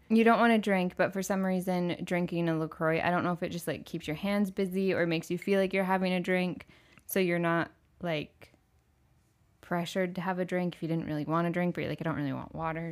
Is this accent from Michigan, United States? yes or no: yes; Michigan, United States; moved away as an adult; also born or lived in Orlando, Florida; I grew up in Michigan